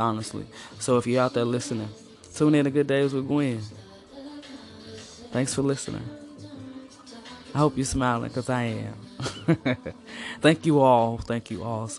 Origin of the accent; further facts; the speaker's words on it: East St. Louis, Illinois, United States; I'm from East St. Louis, originally just East St. Louis, okay? Might have been born across the river, but I'm East St. to the fullest